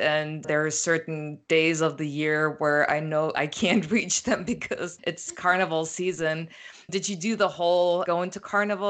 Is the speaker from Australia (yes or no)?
no; Berlin, Germany; See, I'm from Berlin.